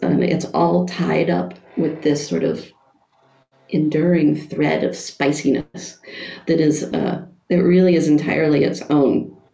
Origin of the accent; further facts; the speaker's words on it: United States; moved away as an adult; now in Germany; as an American uh, working in Germany